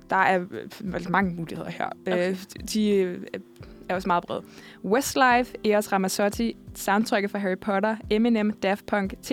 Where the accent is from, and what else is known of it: Zealand, Denmark